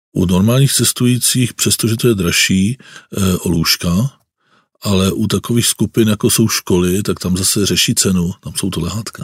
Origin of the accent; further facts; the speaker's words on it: Bohemia, Czechia; moved away; also born or lived in Germany; vyrostl jsem tady v Čechách